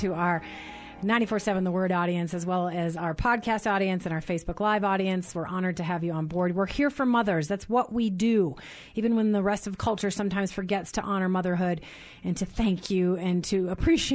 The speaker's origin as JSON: {"language": "English", "region": "Minnesota", "country": "United States", "tie": "born or raised there", "said": "I grew up in Minnesota"}